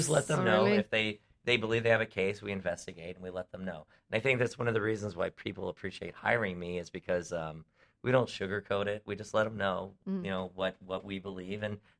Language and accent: English; Virginia Beach, Virginia, United States; moved away; also born or lived in Buffalo, New York; So we moved there in 79. I pretty much grew up in Virginia Beach, Virginia, which is a lot like Huntington Beach with less tattoos.